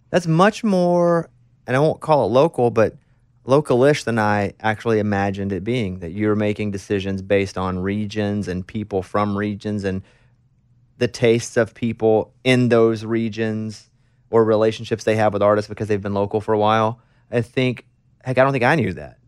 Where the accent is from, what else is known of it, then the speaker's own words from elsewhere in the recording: Arkansas, United States; moved away as an adult; I'm a dude from Arkansas